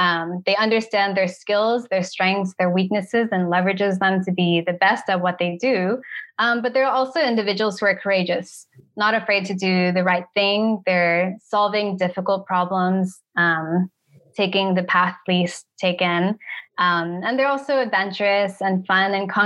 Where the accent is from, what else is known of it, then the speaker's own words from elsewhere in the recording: United States; moved away as an adult; also born or lived in Africa / Cairo; Originally, I'm American. I'm Chinese American.